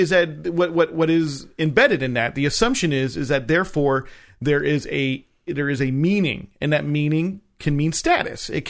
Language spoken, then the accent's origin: English; New Jersey, United States; I'm from New Jersey.